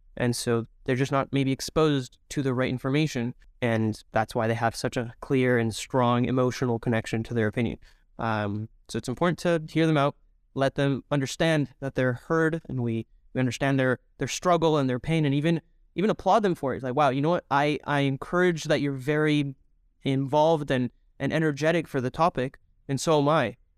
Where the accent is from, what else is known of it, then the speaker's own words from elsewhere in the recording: Toronto, Ontario, Canada; also born or lived in Mexico / Israel; I'm originally from uh, Mexico, and then I grew up here in Toronto